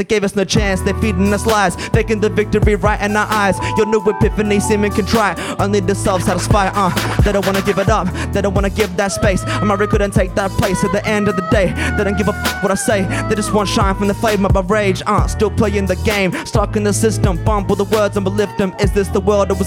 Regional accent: Logan City, Queensland, Australia; I was born and raised in Logan City, on Newganbeh country.

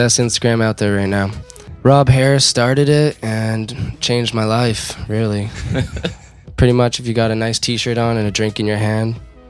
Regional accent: Calgary, Alberta, Canada; moved away as an adult; now in Montreal, Canada; Yeah, I'm Bonesian. Boness was the complete opposite end of where Tyler's from. Both are low income

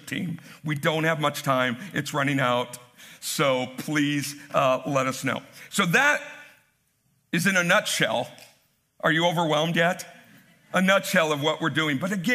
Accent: United States; as American Christians

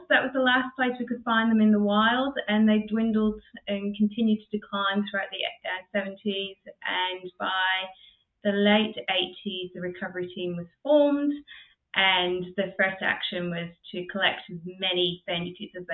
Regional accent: England, United Kingdom; now in Australia; being English

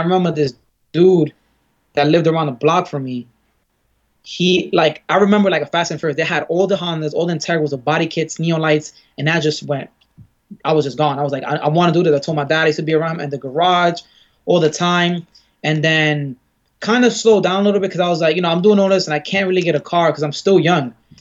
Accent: New York City, New York, United States; I grew up in Bed-Stuy

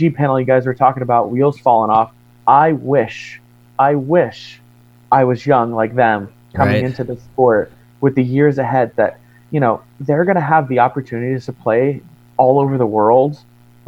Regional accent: Florida, United States; I grew up in Florida

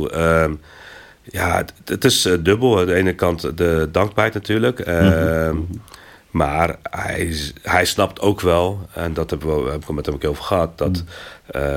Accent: Belgium; Ja, ze vroegen waar ik vandaan kom. Ik zeg, ja, ben Bel, hij zegt Belgica, maar ik kon

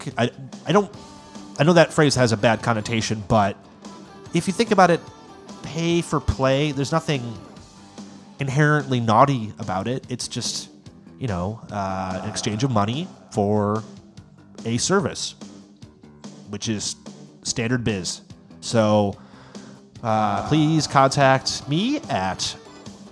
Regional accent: United States; I am an American

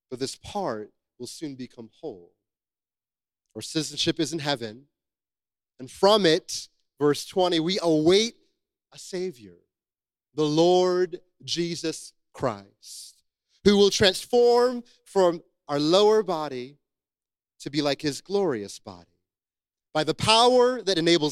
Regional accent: United States; I am American

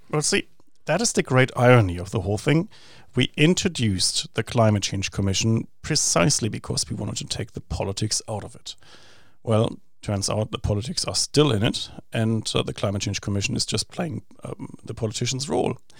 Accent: Essen, North Rhine-Westphalia, Germany; moved away as an adult; now in New Zealand; my hometown of Essen

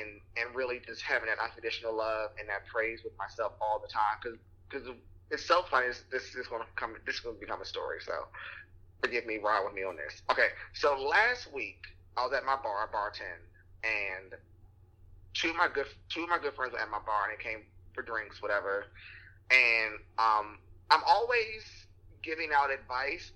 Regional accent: Washington, District of Columbia, United States; I'm like, from Washington, D.C. originally

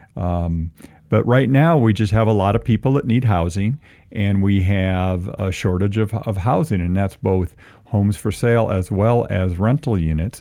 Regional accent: Ann Arbor, Michigan, United States; now in Albuquerque, United States; I'm a Ann Arbor guy. I grew up in Ann Arbor

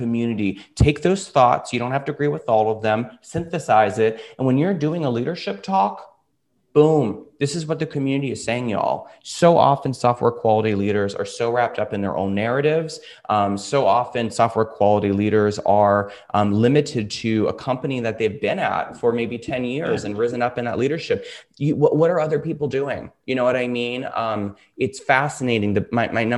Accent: the South, United States; As we say in the South where I'm from, bless your heart

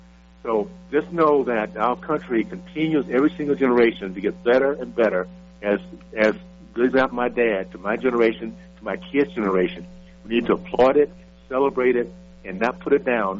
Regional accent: Columbus, Ohio, United States; born there; people need to understand why I was born in Columbus, because it gives you an idea of how far our country's come.

